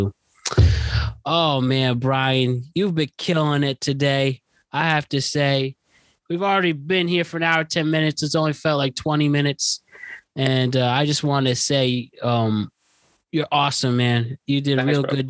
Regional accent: Connecticut, United States; my home state of Connecticut

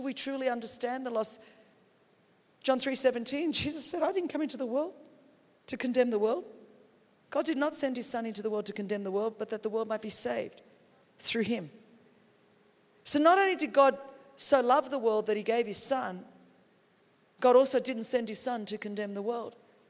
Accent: Australia; I'm from Australia. We understand sheep.

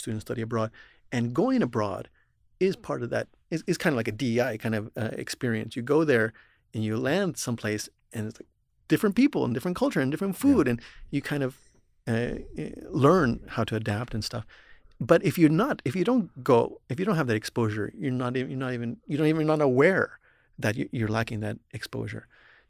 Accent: Texas, United States; also born or lived in New England; I grew up in Texas here.

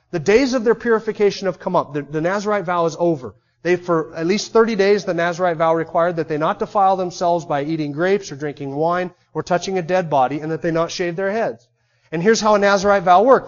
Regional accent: United States; There's something distinctly unique about being an American.

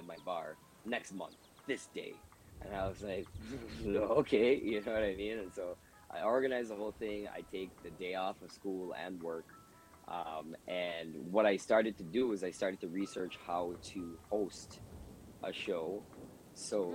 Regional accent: Georgetown, Demerara-Mahaica, Guyana; now in Toronto, Canada; inside the city, like where I'm from, pretty much everybody speaks English

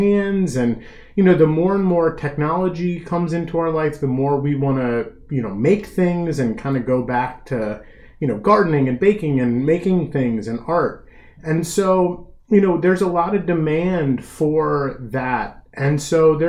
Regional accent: Gaithersburg, Maryland, United States; I'm originally from Gaithersburg

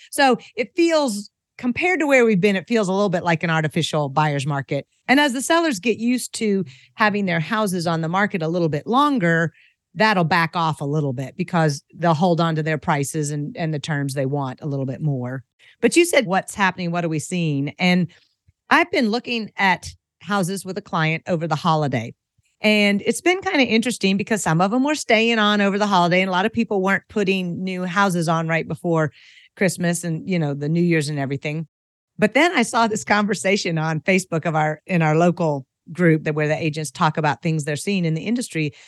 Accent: Franklin, Tennessee, United States; also born or lived in Asia; I am a native of Franklin, Tennessee, which is kind of a rare beast. You know, it's a pretty popular place to move right now, but I had the privilege of growing up here

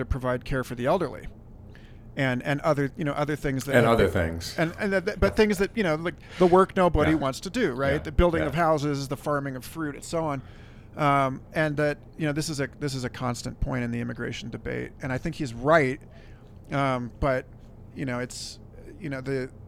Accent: Kansas City, United States; now in Santa Fe, United States; I'm from Kansas City

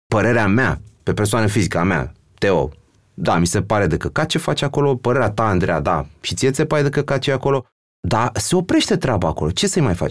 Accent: Romania; noi ca român

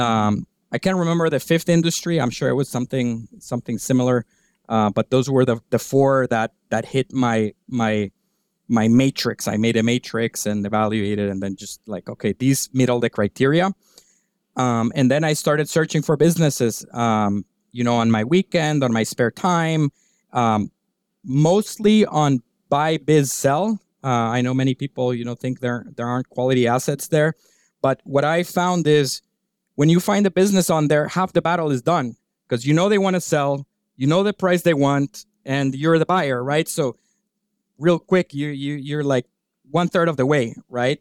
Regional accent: Guatemala; moved away as an adult; also born or lived in Virginia / New York City; I'm originally from Guatemala. I grew up there

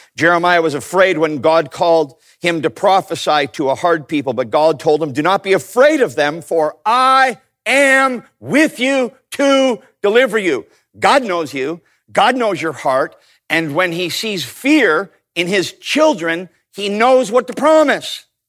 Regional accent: Canada; I grew up in Canada

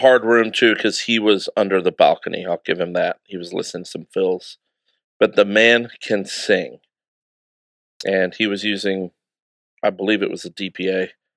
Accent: United Kingdom; Being a British citizen

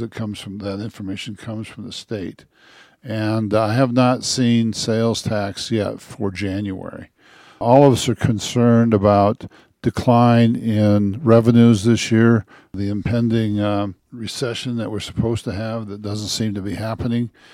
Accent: northeast Nebraska, United States; moved away as an adult; also born or lived in Michigan; now in Westcliffe, United States; I grew up in a, uh, small rural town, about the same size of, well, it's about a thousand people, in, uh, northeast Nebraska, on an Indian reservation

